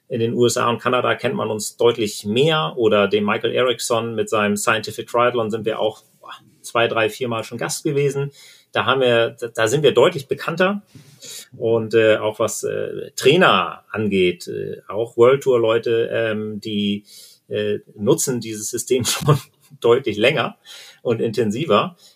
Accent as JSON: {"language": "German", "town": "Husum", "region": "Schleswig-Holstein", "country": "Germany", "tie": "born or raised there", "said": "Sebastian wohnt in Flensburg, ich bin in Husum aufgewachsen."}